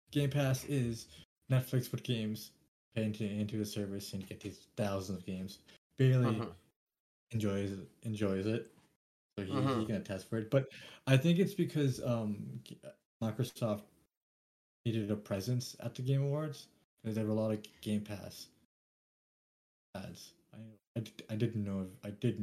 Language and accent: English; Canada; We're Canadian